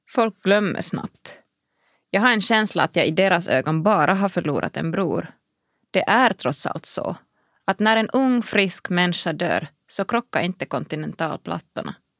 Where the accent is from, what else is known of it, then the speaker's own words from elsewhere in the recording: Kuopio, North Savo, Finland; Swedish is a second language; moved away as an adult; also born or lived in Brussels; Jag är född i Kuopio i slutet av 70-talet och uppvuxen där